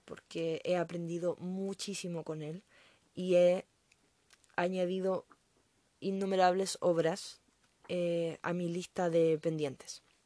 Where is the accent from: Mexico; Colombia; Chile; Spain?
Chile; Yo soy chilena, así que no lo notaron por mi acento